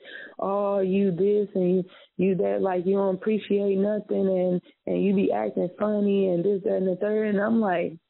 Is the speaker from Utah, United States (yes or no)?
no; Chicago, Illinois, United States; moved away; also born or lived in Indiana; I'm from Chicago